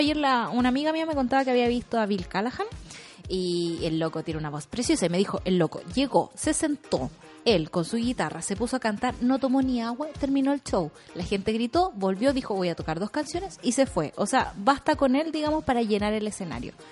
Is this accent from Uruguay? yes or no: no; Chile; como pueblo chileno